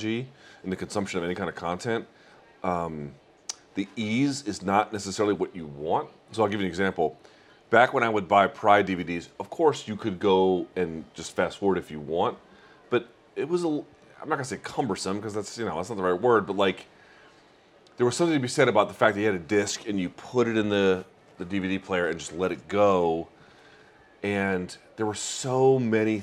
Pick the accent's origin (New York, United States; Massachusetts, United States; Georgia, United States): Georgia, United States; I grew up in Georgia